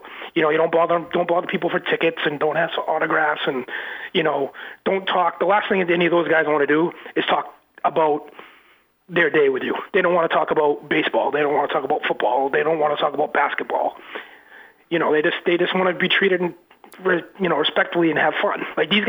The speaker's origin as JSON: {"language": "English", "country": "United States", "said": "my biological parents, I have no clue what I am. I just go with it. I'm an American man."}